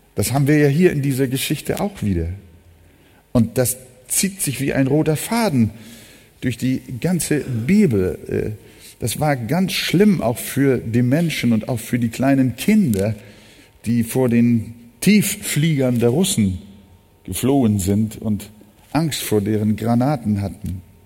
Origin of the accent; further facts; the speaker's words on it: Hamburg, Germany; Ich bin ja auch im Arbeiterförder groß geworden. Bildstedt ist äh, bis heute jetzt nicht unbedingt so das Highlight von Hamburg